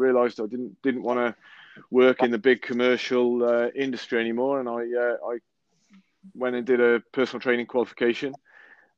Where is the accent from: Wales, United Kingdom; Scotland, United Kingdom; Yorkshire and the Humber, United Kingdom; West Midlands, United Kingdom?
Wales, United Kingdom; Cardiff; also born or lived in New Zealand; now in London, United Kingdom; I grew up in Cardiff